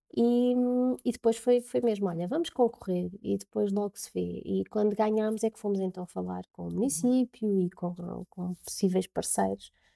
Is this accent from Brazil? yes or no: no; Covilhã, Centro, Portugal; moved away as an adult; also born or lived in Lisbon; eu sou da Covilhã